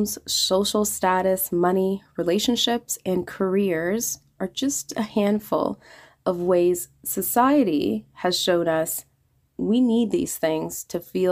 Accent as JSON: {"language": "English", "country": "Canada", "said": "I'm Canadian"}